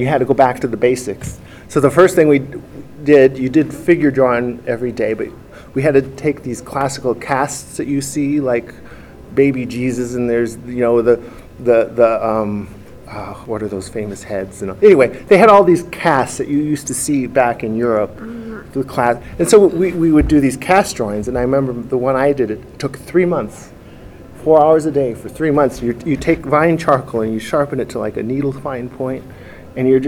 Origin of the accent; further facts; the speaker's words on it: Minnesota, United States; moved away; also born or lived in Mendocino; So I'm from the Midwest, a child of the 70s mostly